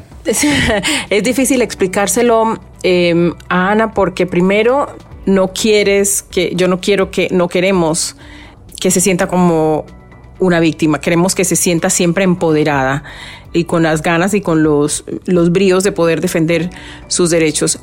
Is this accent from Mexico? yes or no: no; Colombian Pacific, Colombia; now in Miami, United States; el Pacífico colombiano, que es de donde yo soy.